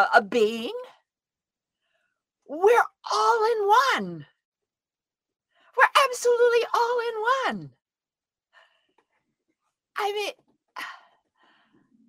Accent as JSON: {"language": "English", "region": "Southern Idaho", "country": "United States", "tie": "born or raised there", "said": "I come from Southern Idaho. I'm a Western woman. And I'm a cop's kid. I was raised in a police station."}